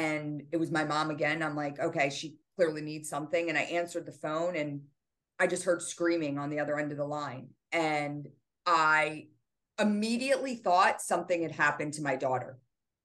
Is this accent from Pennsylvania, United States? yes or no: yes; Doylestown, Pennsylvania, United States; moved away as an adult; also born or lived in New Jersey; my hometown where I'd gone to high school